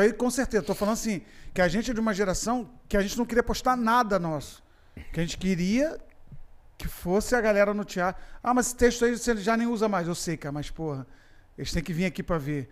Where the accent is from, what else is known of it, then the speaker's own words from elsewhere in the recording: Macaé, Rio de Janeiro, Brazil; moved away as an adult; eu fui criado em Macaé